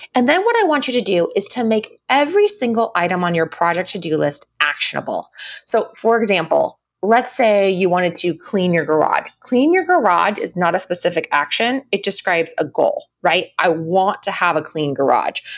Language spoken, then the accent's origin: English; United States; we all wear as American women